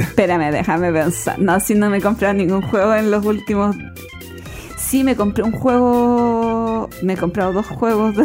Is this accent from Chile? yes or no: yes; Chile; nosotros como chilenos